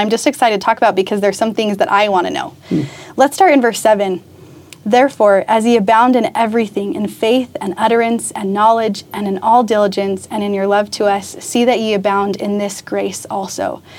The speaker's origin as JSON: {"language": "English", "town": "Orem", "region": "Utah", "country": "United States", "tie": "born or raised there", "also_born_or_lived": "Rexburg, Idaho", "moved": "as an adult", "lives_now": "Boise, United States", "said": "I'm just from Orem, Utah, which is right next to Provo."}